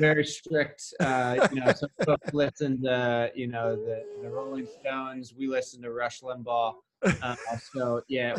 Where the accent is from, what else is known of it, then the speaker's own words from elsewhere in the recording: Northern Virginia, United States; I grew up in Northern Virginia, outside of Washington, D.C.